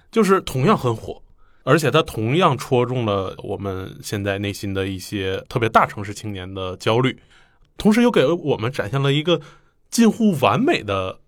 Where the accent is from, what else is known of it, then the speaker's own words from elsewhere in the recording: Northeast China, China; 我们东北人